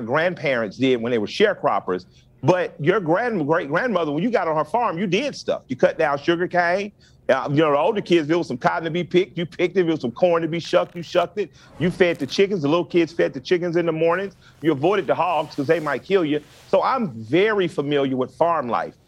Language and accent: English; Atlanta, Georgia, United States; we're both from the Deep South. So, I'm from Atlanta.